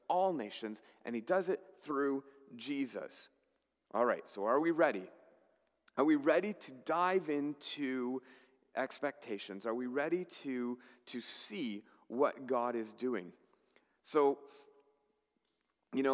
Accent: Canada; as Canadian Christians

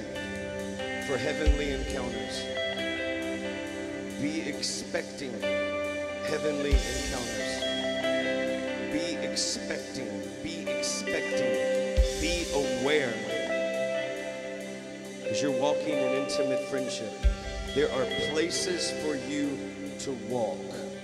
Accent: the South, United States; I'm from the South

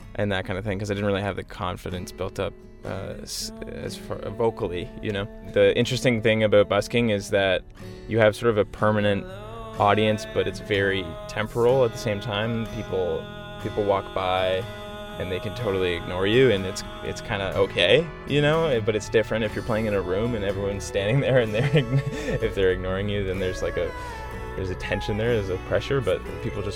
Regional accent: Whitby, Ontario, Canada; where I grew up in Whitby, Ontario, in that sort of Durham region

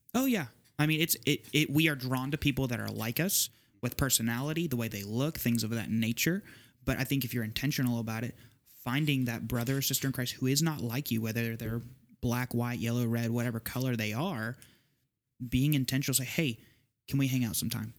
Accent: Southeast Texas, United States; I'm from Southeast Texas, like my the, my home church

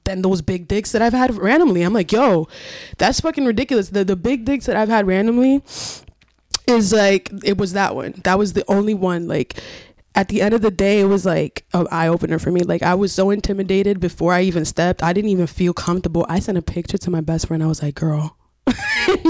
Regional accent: Paterson, New Jersey, United States; I grew up in Patterson

